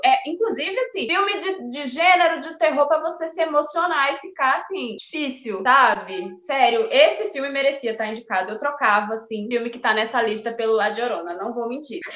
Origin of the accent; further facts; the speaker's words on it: Recife, Pernambuco, Brazil; now in São Paulo, Brazil; Eu moro em São Paulo, mas eu venho de Recife